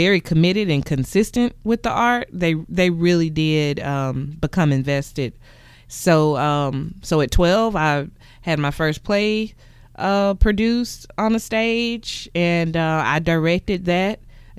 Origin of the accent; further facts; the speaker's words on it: McComb, Mississippi, United States; I'm from Macomb, Mississippi, and I wrote my first play at the age of six.